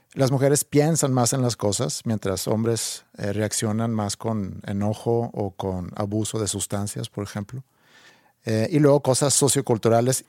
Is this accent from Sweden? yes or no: yes; Sweden; moved away; cuando era chiquito en Suecia.